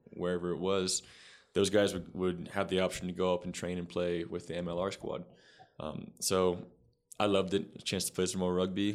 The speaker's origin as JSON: {"language": "English", "town": "Sacramento", "region": "California", "country": "United States", "tie": "born or raised there", "said": "born and raised in California, raised in Sacramento"}